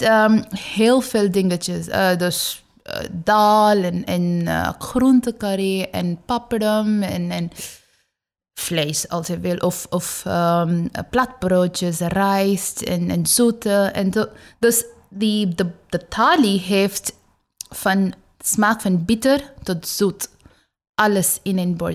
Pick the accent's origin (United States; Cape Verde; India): India; West Bengal; Dutch is a second language; now in Netherlands; ik kom uit Oost. Ik heb daar eh, geboren